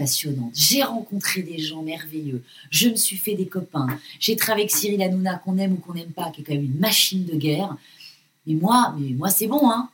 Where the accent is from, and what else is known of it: France